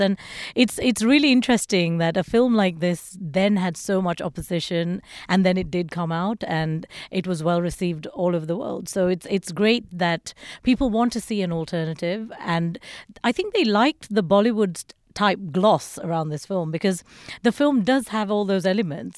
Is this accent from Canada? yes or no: no; Sri Lanka; I was born in Sri Lanka, and it's a country that's gone through you know, Civil War.